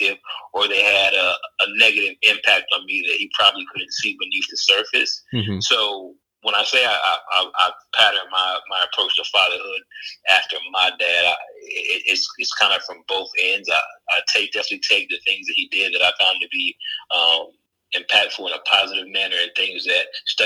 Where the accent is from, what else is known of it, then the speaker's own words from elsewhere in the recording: Fayetteville, North Carolina, United States; also born or lived in Durham, North Carolina / Broward County, Florida; now in Charlotte, United States; I'm from Fayetteville, North Carolina